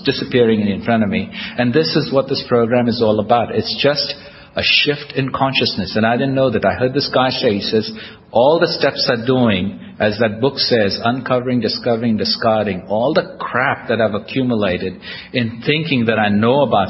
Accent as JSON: {"language": "English", "country": "India", "moved": "yes", "lives_now": "United States", "said": "I'm Indian, American, I'm a citizen of the United States."}